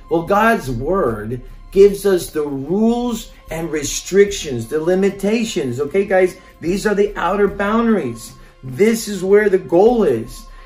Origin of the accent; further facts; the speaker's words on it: Norway; also born or lived in Mexico; Now, I grew up in Norway and I also grew up in Mexico and I've lived many years here.